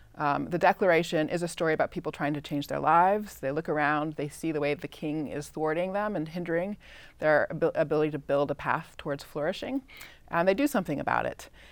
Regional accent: Claremont, California, United States; I grew up in Southern California, Claremont

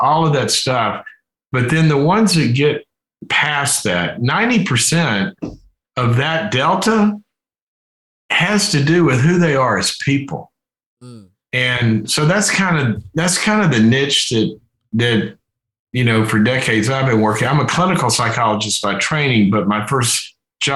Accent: Mississippi, United States; where I grew up in Mississippi

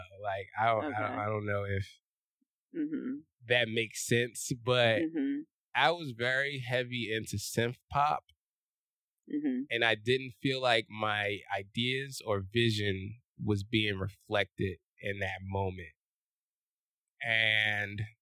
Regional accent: Philadelphia, Pennsylvania, United States; moved away as an adult; also born or lived in California; I am from West Philadelphia. Born and raised.

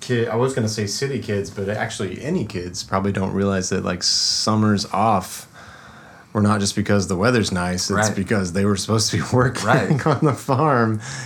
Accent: Oklahoma, United States; now in Chicago, United States; I grew up in Oklahoma, and farming was always just around, and people gardened a lot

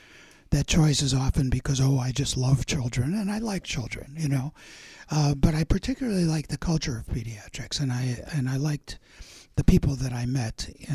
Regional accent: Chicago, Illinois, United States; moved away as an adult; also born or lived in Colorado / California / New England; now in Napa, United States; I grew up in Chicago and spent my first 25 years there.

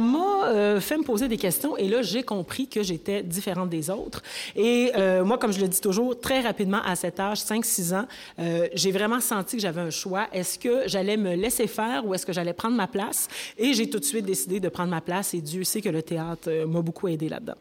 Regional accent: Rouyn-Noranda, Quebec, Canada; also born or lived in Montreal; je suis née au Québec, je suis née à Montréal et très tôt, mon père, euh, c'était un ingénieur mignon, on est allé euh, vivre à rouyn noranda Oui. Alors, moi, je suis une rouyn norandienne

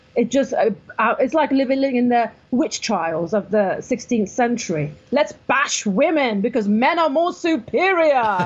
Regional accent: Iran; moved away; I was born in Iran in 1973

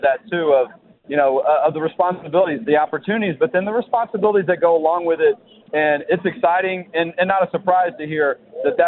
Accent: Houston, Texas, United States; I'm from the Houston area

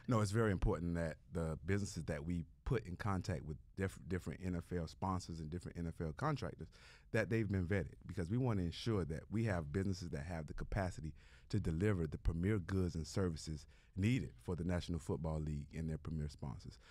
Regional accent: Miami, Florida, United States; growing up in Liberty City is, is not easy.

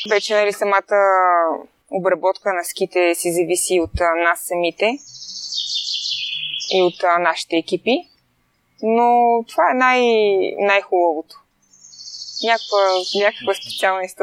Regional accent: Bulgaria; аз съм от България и няма как тук нямаме толкова много сняг

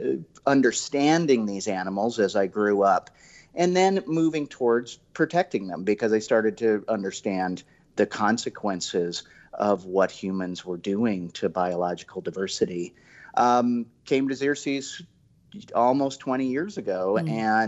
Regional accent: Omaha, Nebraska, United States; I grew up in Omaha, Nebraska, in a lower middle class area.

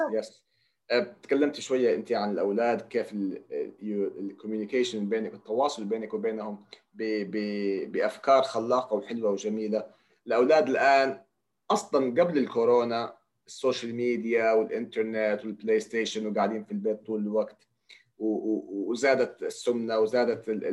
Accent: Saudi Arabia; عندنا في جده او في الرياض او في السعوديه بالمجمل

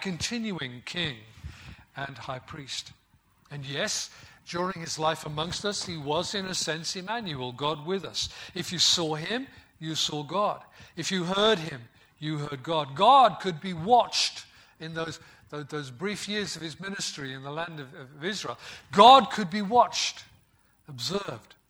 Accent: West Midlands, United Kingdom; I grew up in the West Midlands where we speak old-fashioned English.

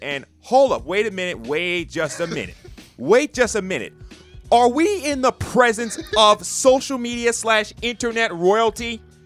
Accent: New York, United States; I'm a native of New York

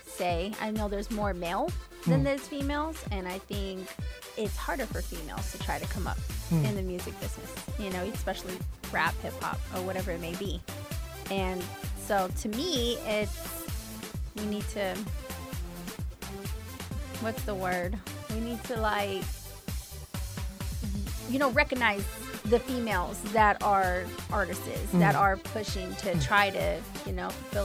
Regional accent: Pacifica, California, United States; also born or lived in San Francisco, California / Daly City, California; I was born in San Francisco, but I was raised in Daly City and Pacifica, which is in the outer parts of San Francisco

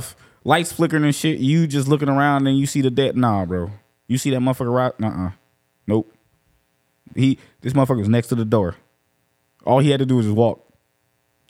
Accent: Jacksonville, Florida, United States; moved away; I'm from Jacksonville

